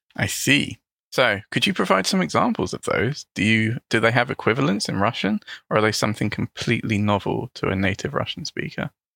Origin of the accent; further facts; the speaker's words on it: London, United Kingdom; first language English; I'm also an English teacher from London in the United Kingdom.